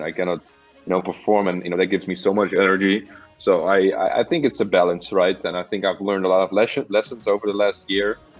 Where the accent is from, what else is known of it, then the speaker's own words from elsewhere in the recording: Amsterdam, North Holland, Netherlands; I'm from Amsterdam